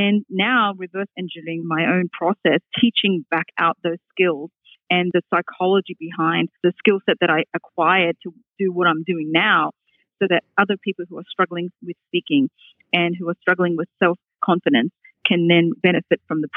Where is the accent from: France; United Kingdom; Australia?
Australia; accent: Australian; moved away as an adult; also born or lived in Hong Kong; now in Boston, United States; my accent comes from, because I grew up in Australia